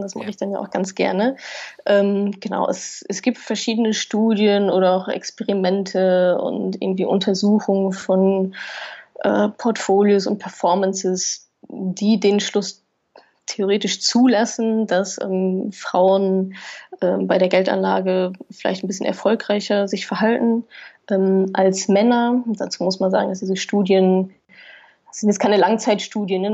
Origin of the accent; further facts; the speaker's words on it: Ruhr area, North Rhine-Westphalia, Germany; ich komme ja aus dem Wohngebiet